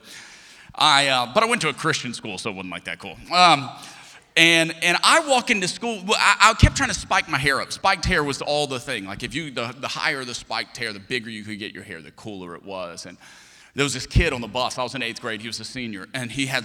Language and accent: English; Lafayette, Louisiana, United States; I'm from Lafayette, Louisiana.